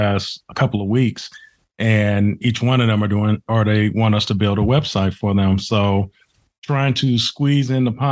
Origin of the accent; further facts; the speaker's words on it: Chicago, Illinois, United States; moved away; I'm originally from Chicago